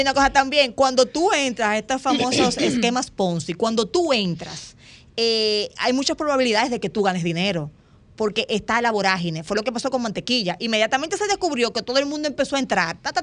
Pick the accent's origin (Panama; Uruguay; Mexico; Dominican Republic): Dominican Republic